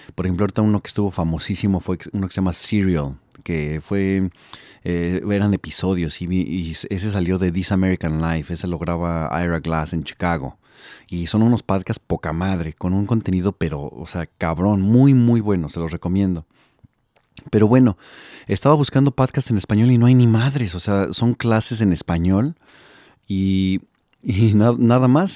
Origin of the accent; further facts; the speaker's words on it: Mexico City, Mexico; also born or lived in Milwaukee, Wisconsin, United States; now in Los Angeles, United States; soy del DF. Eh, nací en la Ciudad de México y me vine a Gringolandia en el 99, entonces ya llevo aproximadamente 16 años acá